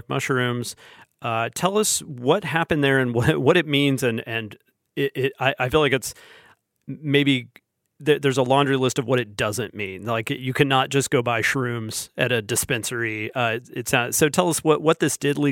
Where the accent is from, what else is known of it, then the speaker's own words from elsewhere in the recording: Alabama, United States; I'm from Alabama and still live in Alabama